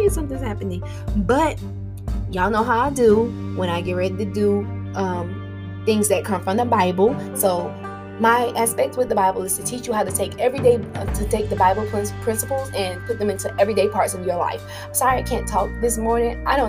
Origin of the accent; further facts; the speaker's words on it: Tallahassee, Florida, United States; moved away as an adult; I grew up in Florida